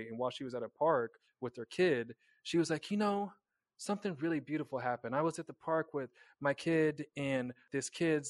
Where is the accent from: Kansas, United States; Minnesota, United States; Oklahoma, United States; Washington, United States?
Kansas, United States; moved away; I'm from Kansas. We were very, very, very, very tightly wrapped in the Bible Belt